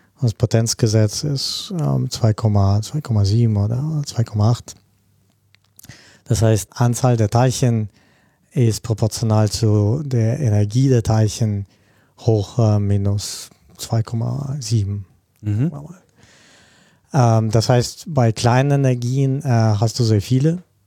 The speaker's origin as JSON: {"language": "German", "country": "Russia", "also_born_or_lived": "Germany / Spain / Japan", "moved": "yes", "said": "Ich komme ursprünglich auch aus Russland"}